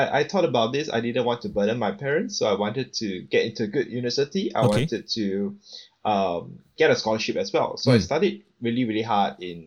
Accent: Singapore; I come from Singapore

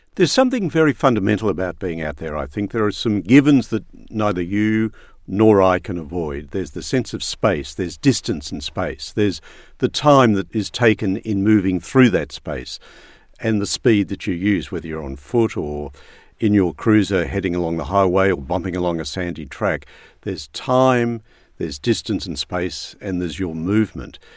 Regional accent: Brisbane, Queensland, Australia; I did grow up in Brisbane, so there's that Queensland thing still in me

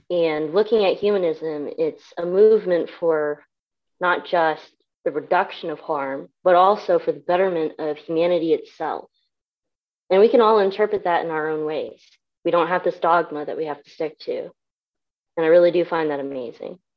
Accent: Japan; born there; So uh, I was born in Japan. I'm a military brat, so I am Asian, but I am not Japanese.

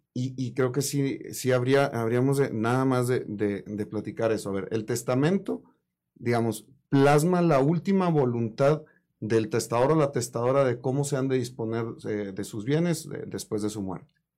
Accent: Mexico; como buen mexicano

